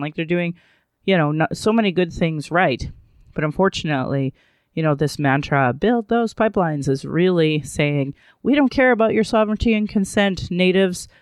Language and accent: English; Calgary, Alberta, Canada; I was born in Calgary